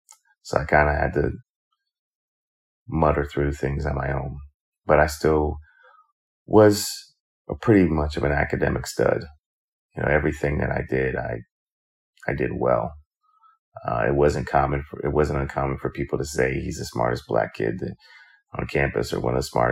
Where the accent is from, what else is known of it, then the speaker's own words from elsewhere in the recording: New York, United States; Growing up in New York, I grew up in a single parent home.